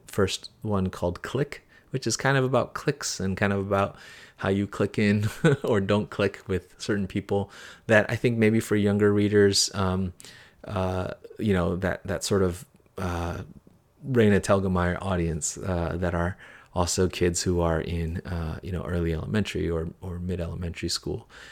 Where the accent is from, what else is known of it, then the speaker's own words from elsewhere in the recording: United States; as a kid growing up in America, as an immigrant